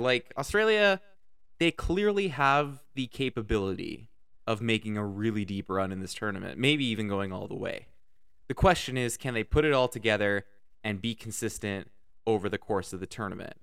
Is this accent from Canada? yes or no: yes; Canada; Canada, my home country where I live